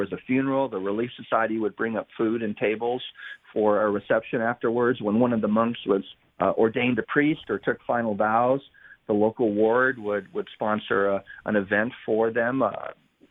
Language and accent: English; Utah, United States; also born or lived in Orléans, France; I've spent my entire life in Utah. I was born in France